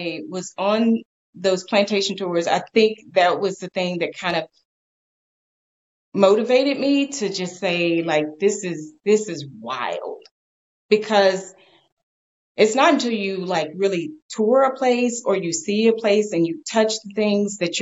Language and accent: English; Texas, United States; I'm from Texas